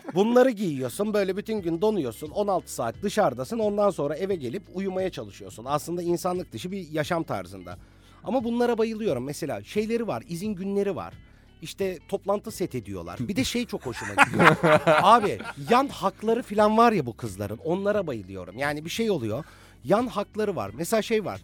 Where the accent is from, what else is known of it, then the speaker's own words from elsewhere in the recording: Bursa, Turkey; moved away as an adult; also born or lived in Cyprus; Bursalıyım, Bursa'da doğdum, Bursa'da büyümüş bir heteroseksüelim